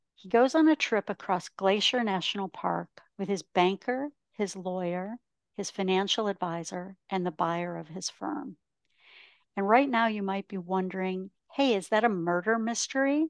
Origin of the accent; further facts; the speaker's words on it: Ontario, Canada; moved away as an adult; also born or lived in Michigan / Texas / Los Angeles, California; now in Scottsdale, United States; I grew up in a small town in Ontario, Canada, which is why I live in Scottsdale, Arizona.